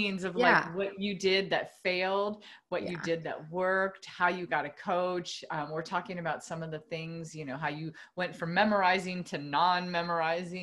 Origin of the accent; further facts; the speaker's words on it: United States; a Spanish last name and I'm American